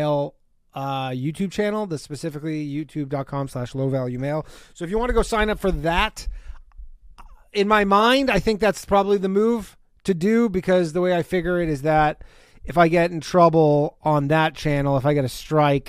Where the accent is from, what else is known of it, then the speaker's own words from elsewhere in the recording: Burlington, Ontario, Canada; moved away; I will be in my hometown